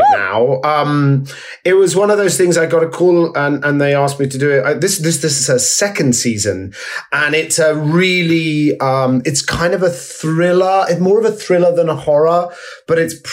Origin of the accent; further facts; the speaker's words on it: Essex, East of England, United Kingdom; growing up in Essex in the 80s